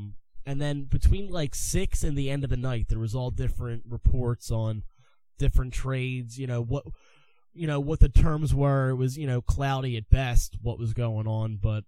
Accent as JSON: {"language": "English", "town": "Philadelphia", "region": "Pennsylvania", "country": "United States", "said": "we're from Philadelphia"}